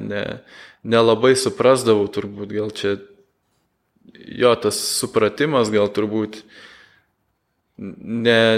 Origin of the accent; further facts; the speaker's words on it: Lithuania